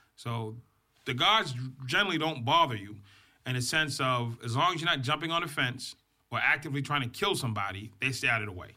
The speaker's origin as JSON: {"language": "English", "town": "Boston", "region": "Massachusetts", "country": "United States", "tie": "born or raised there", "said": "I grew up in Boston, Massachusetts."}